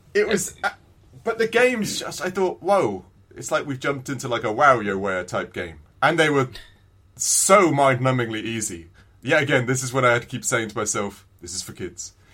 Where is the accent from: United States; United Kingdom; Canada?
United Kingdom; England; I'm English